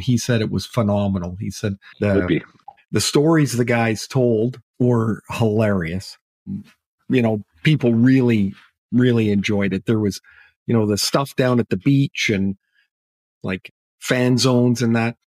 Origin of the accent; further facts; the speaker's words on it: Trail, British Columbia, Canada; I grew up in Trail.